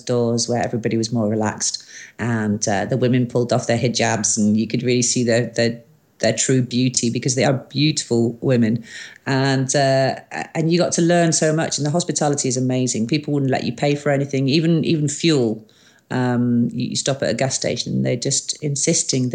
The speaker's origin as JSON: {"language": "English", "region": "Wales", "country": "United Kingdom", "said": "I'm a Welsh girl"}